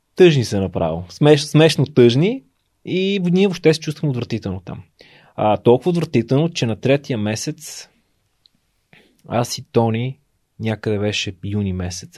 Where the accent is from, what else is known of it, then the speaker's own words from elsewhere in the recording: Sofia, Sofia City, Bulgaria; аз съм си от София, имал съм си апартамент